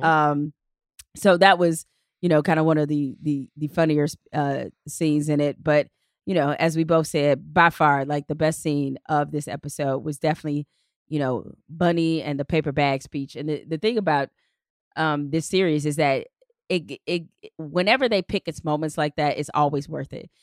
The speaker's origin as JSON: {"language": "English", "town": "Detroit", "region": "Michigan", "country": "United States", "tie": "born or raised there", "said": "in Detroit. uh, in my hometown"}